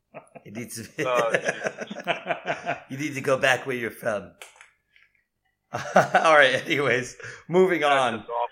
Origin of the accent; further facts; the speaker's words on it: Ware, United States; moved away; also born or lived in North Carolina; growing up in Ware, I went to college freshman year, and 19,000 people were like, "Where's Ware?"